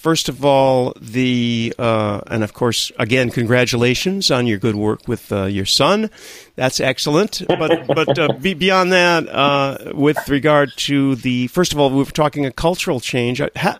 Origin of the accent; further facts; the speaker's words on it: United States; moved away as an adult; now in France; And I was born in the United States and lived there for over 30 years.